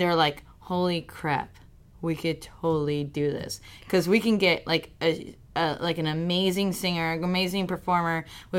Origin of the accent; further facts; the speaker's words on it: Mexico; moved away; I grew up in Mexico